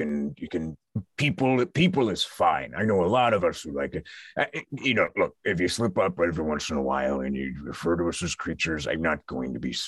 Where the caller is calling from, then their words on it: St. John's, Newfoundland and Labrador, Canada; I'm coming from St. John's in Newfoundland. Just outside of St. John's. I've parked my trailer here. I'm seeing the sights.